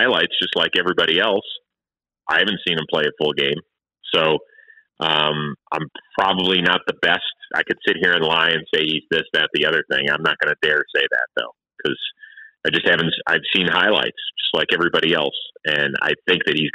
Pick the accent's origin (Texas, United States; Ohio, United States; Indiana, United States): Ohio, United States; Cleveland; I was very proud of my hometown.